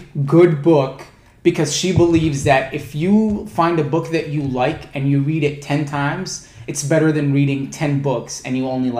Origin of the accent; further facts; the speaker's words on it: Mississippi, United States; I'm originally from Mississippi.